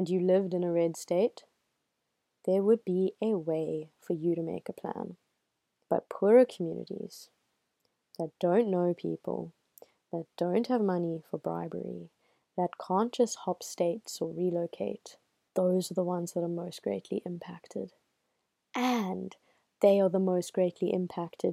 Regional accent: South Africa; I am South African. I live in South Africa.

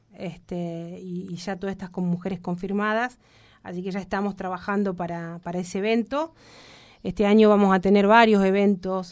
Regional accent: Argentina; Nos merecemos como Argentina, como argentinos

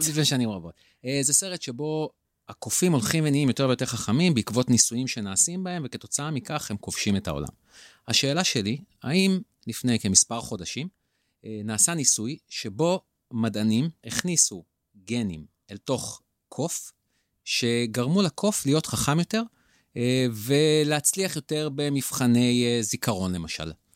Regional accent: Israel; אותנו ספציפית כישראלים וכיהודים

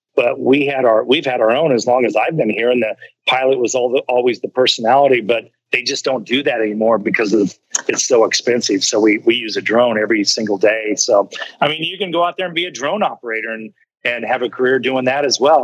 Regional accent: Kansas City, United States; moved away; the barbecue I grew up with back in Kansas City

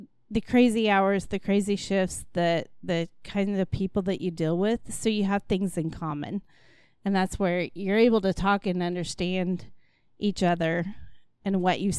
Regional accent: Aurora, Missouri, United States; also born or lived in Joplin; born in Joplin, and my mom's family was all from Aurora. My dad graduated from Mount Vernon, and so that's where we lived at. We moved to Oklahoma for 3 years when my dad went to law school, but c

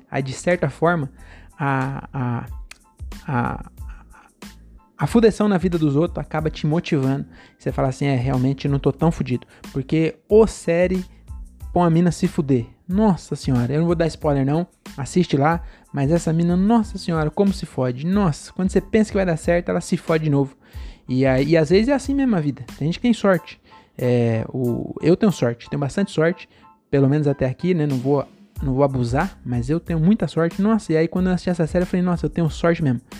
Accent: Francisco Morato, São Paulo, Brazil; Então, quando eu vim de São Paulo para Morato com 11 meses, o Raul faleceu.

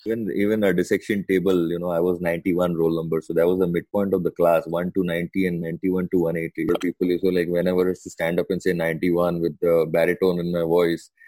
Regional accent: Mumbai, Maharashtra, India; first language Sindhi; English is a second language; I'm from Mumbai, as uh, everyone probably knows already born and brought up um, in Mumbai

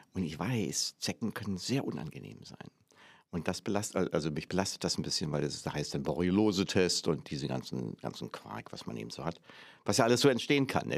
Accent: Berlin, Germany; moved away as an adult; In, natürlich Ostberlin. In Pankow, dann später in Weißensee

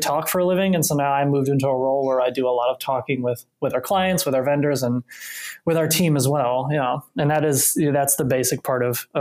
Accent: southern Indiana, United States; moved away; Midwest, born and raised, I'm originally from Indiana, specifically the southern part. So I grew up on the border of Indiana and Kentucky, you know, a river town

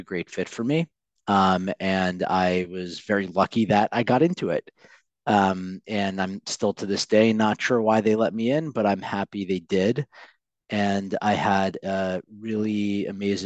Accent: New York City, New York, United States; I'm a very proud native New Yorker. So I grew up on the Upper East Side

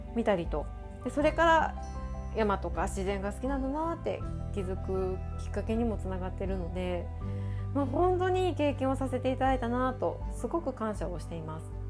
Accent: Osaka, Japan; 私は大阪出身

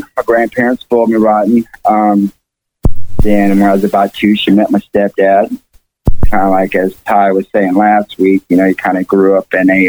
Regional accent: Fayetteville, Arkansas, United States; born there; All right, I was born in Fayetteville, Arkansas.

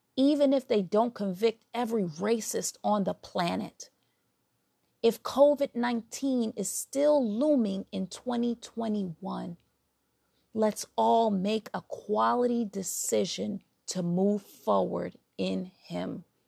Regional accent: New York City, New York, United States; accent: New York; I'm from New York, originally from Brooklyn.

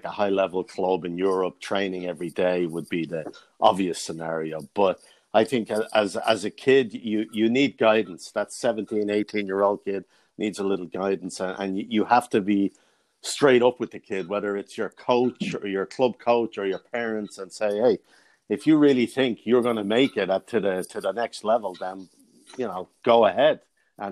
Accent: Dublin, Leinster, Ireland; moved away as an adult; now in United States; growing up in Dublin

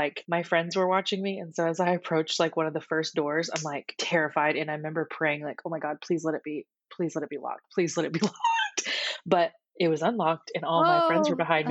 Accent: Houston, Texas, United States; my hometown of Houston, Texas

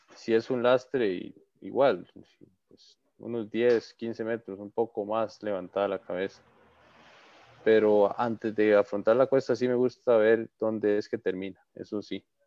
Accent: his town near the Barva volcano, Heredia, Costa Rica; aquí en mi pueblo

